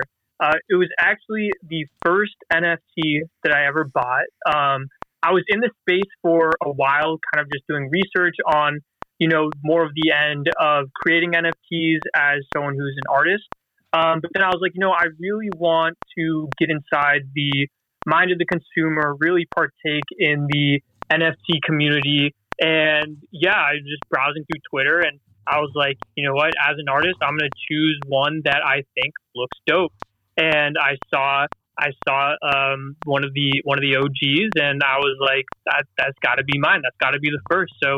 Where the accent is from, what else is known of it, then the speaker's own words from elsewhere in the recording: Los Angeles, California, United States; also born or lived in Philadelphia; now in Midwest, United States; I'm originally from Los Angeles, but currently living in the Midwest